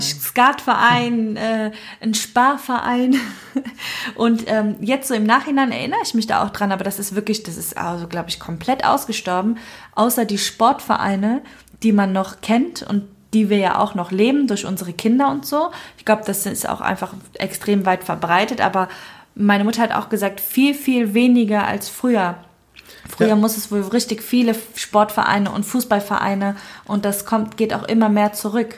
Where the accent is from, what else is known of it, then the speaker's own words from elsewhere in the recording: Cologne, North Rhine-Westphalia, Germany; ich bin in Köln geboren und aufgewachsen